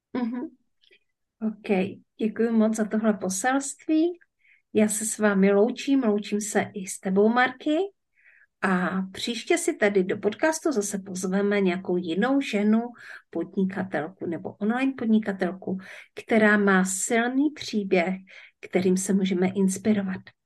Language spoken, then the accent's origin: Czech; Ostrava, Moravian-Silesian Region, Czechia; moved away; also born or lived in Opava District; já jsem se narodila v Ostravě, mm-hmm. nejsem, nejsem z Ostravy, nevysíláme teďka z Ostravy, nemáme to k sobě tak blízko, ale v každém případě eh, pocházím ze Severní Moravy